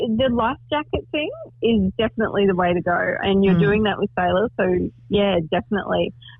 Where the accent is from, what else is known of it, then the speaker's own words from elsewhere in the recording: Bundaberg, Queensland, Australia; I'm from Bundaberg, which is the rum capital of the world.